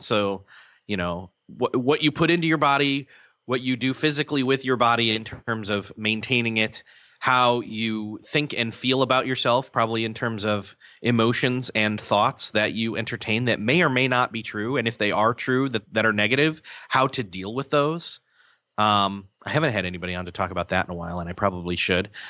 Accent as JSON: {"language": "English", "town": "Rochester", "region": "New York", "country": "United States", "tie": "born or raised there", "also_born_or_lived": "Marion, Indiana", "moved": "as an adult", "said": "I grew up in Rochester, New York, till, uh, I was about college age, where I then came to Marion, Indiana"}